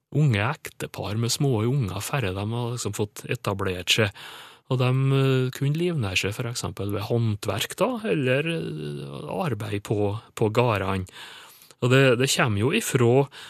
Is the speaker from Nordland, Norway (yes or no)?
no; Sunndalen, Nordmøre, Møre og Romsdal, Norway; Og Søndalen inns på Nordmøre, der jeg kommer ifra.